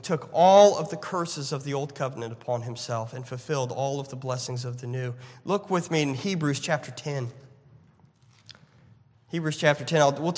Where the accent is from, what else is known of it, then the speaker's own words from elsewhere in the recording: United States; as an American, as a conservative American